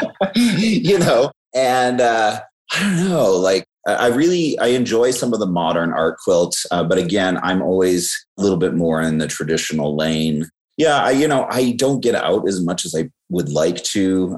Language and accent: English; just outside of Vancouver, British Columbia, Canada; also born or lived in Tacoma, Washington, United States; now in Southern California, United States; i was born uh, in tacoma but i was raised just outside of vancouver uh, british columbia